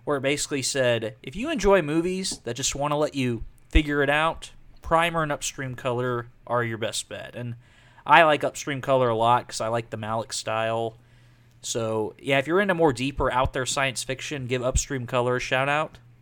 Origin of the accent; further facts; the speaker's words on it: Texas, United States; we're all from Texas